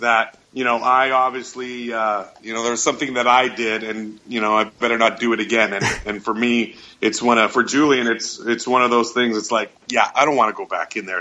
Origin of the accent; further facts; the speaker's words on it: Winnipeg, Manitoba, Canada; my hometown of Winnipeg, Manitoba